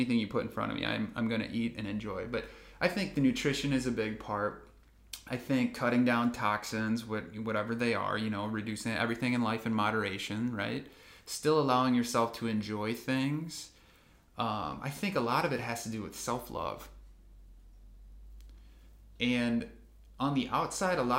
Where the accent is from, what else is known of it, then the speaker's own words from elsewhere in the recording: Midwest, United States; moved away as an adult; also born or lived in California; we grew up in the Midwest